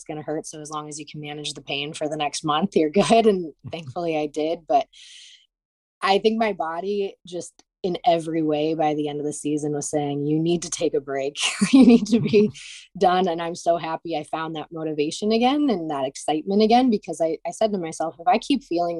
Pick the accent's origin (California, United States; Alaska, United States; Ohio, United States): Ohio, United States; Cleveland; I'm from Cleveland